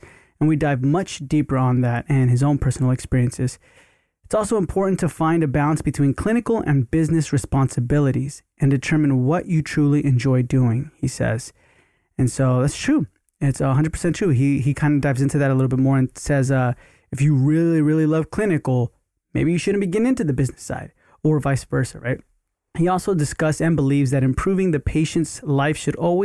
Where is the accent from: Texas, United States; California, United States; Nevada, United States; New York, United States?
Texas, United States; now in Los Angeles, United States; I grew up in Texas. We all live in Texas, but more like in the Houston area